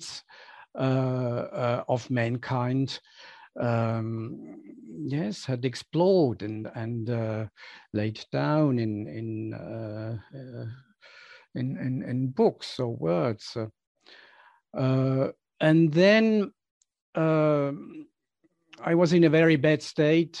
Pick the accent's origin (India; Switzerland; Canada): Switzerland; when I was outside Switzerland, when I left the narrow world of where I grew up for the first time for 6 months